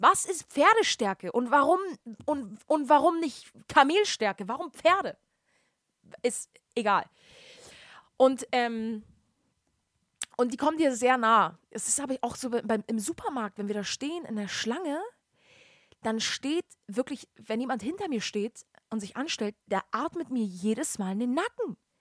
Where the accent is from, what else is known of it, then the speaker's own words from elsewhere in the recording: Hamburg, Germany; moved away; bei uns in Hamburg, Deutschland